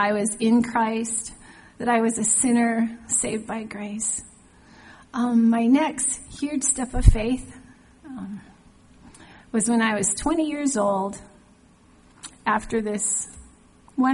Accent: Hawaii, United States; moved away; also born or lived in Washington State; When I was a child, growing up in Hawaii, our church had missionaries come through

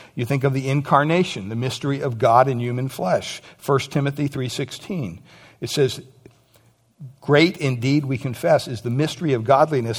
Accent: United States; Growing up in America

